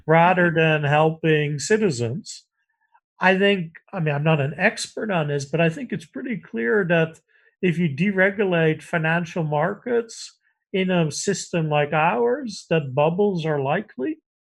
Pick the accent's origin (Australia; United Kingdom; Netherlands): Netherlands; moved away; I grew up in the Netherlands